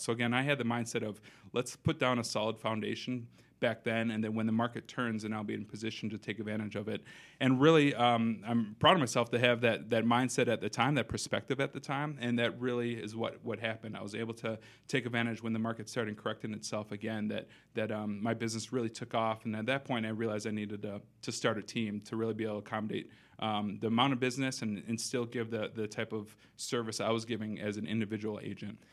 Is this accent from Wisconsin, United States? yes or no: yes; Madison, Wisconsin, United States; also born or lived in Minnesota; born and raised here in Madison, so I grew up here on the West Side